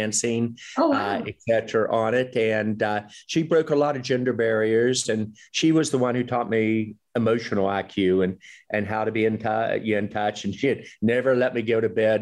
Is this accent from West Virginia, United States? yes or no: yes; West Virginia, United States; moved away as an adult; also born or lived in Boston area; when I was growing up in West Virginia